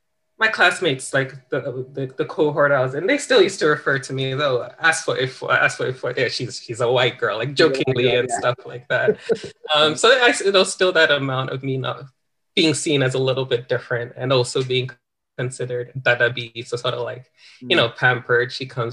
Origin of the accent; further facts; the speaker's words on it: Australia; accent: Australian; also born or lived in Ghana; I had managed to lose some of my Australian accent. I didn't sound as Australian as I did before, but still there were some words that, you know, I just couldn't help it. I just still didn't quite sound Ghanaian.